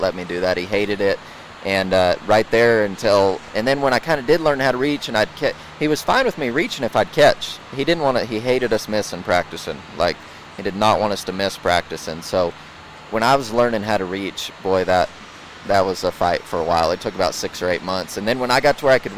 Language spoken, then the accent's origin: English; Yuma, Colorado, United States; now in Morgan Mill, United States; I was raised in Yuma my whole life.